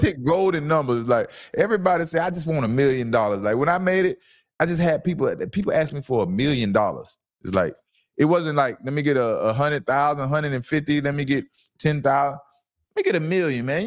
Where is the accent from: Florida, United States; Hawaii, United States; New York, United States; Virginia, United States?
Florida, United States; Fort Lauderdale; I'm from Lauderdale.